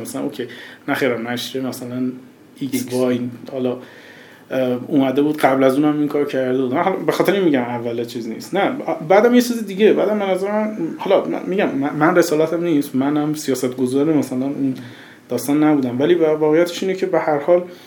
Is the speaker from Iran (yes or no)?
yes; Bushehr, Bushehr Province, Iran; moved away as an adult; also born or lived in Shiraz, Iran; now in Tehran, Iran; من که از بوشهر اومدم شیراز از شیراز اومدم تهران